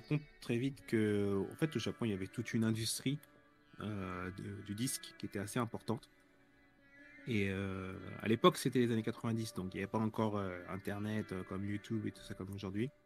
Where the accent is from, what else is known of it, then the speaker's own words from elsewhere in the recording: France; moved away as an adult; now in Tokyo, Japan; je suis français, j'habite à Tokyo depuis 18 ans